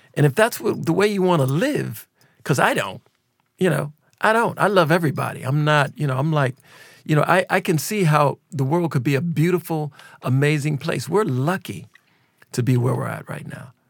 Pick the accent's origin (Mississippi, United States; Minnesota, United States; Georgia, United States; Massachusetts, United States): Minnesota, United States; Minneapolis; we're from Minneapolis